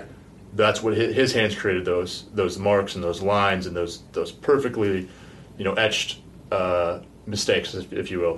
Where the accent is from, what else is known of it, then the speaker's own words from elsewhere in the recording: Alaska, United States; I grew up in Alaska